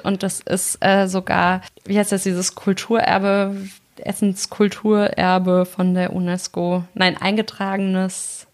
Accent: North Hesse, Germany; Und ich komme ja aus Nordhessen

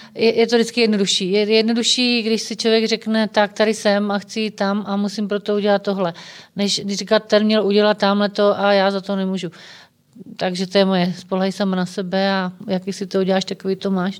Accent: Czechia; jsme prostě Češi, že jsme na to hrdí, že jsme vlastenci

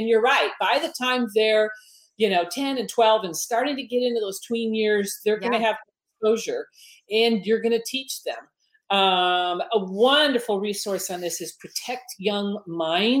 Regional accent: Detroit, Michigan, United States; moved away as an adult; also born or lived in Southern California; I grew up in Detroit, okay? I raised my kids in Southern California

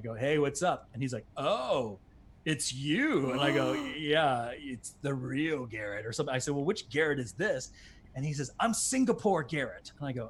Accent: Bermuda; accent: British; Why can't I talk about myself growing up in Bermuda

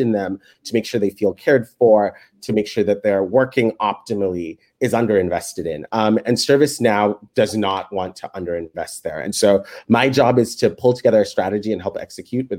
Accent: Kenya; moved away as an adult; now in United States; I was born in Kenya

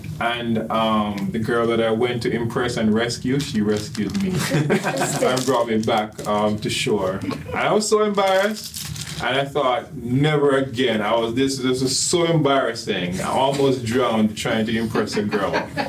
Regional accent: Jamaica; now in Orlando, United States; I'm a guy, I'm from Jamaica.

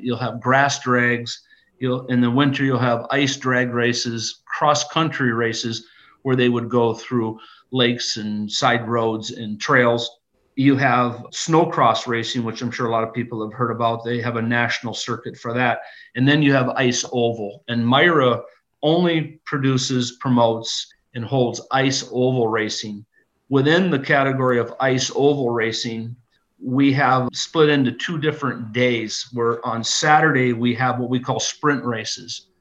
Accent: Rudyard, Michigan, United States; I grew up in a little town called Rudyard, just uh, 20 miles south of Sault Ste. Marie.

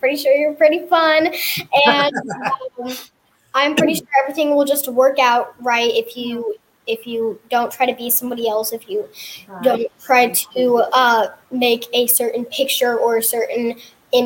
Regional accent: Texas, United States; also born or lived in Hawaii; I was born in Texas, of course, and then I moved to Hawaii for a little bit and lived there for a year and a half, and then we moved back here

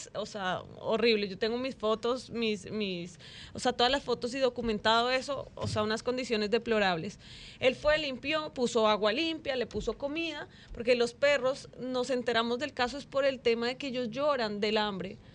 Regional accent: Colombia; moved away as an adult; now in Dominican Republic; yo soy de Colombia, yo amo este país

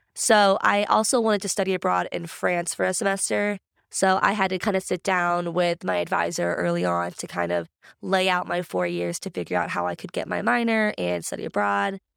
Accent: Grove City, Pennsylvania, United States; I'm actually from Grove City. So, my parents both went to Grove City in the nineties and met, got married

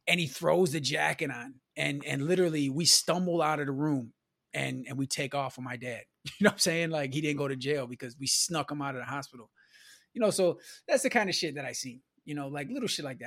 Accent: Milwaukee, Wisconsin, United States; I grew up in Milwaukee, you know, on the south side, my childhood was in the nineties

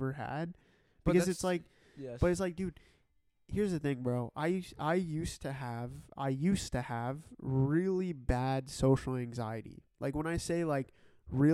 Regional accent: Canada; I'm Canadian. I'm Canadian

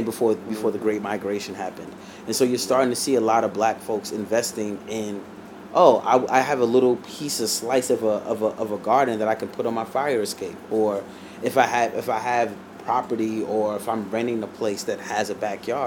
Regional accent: New York City, New York, United States; growing up in the Bronx

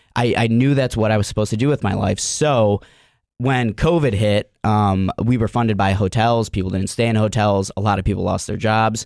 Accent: Cleveland, Ohio, United States; I'm from Cleveland, Ohio, uh, born and raised on the east side of Cleveland

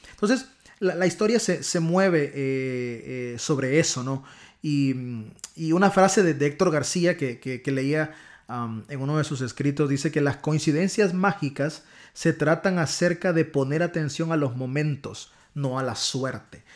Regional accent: Honduras; accent: catracho; mi acentazo catracho

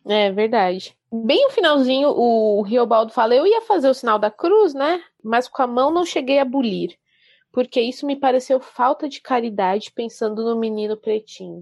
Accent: Brazil; nós, como brasileiros

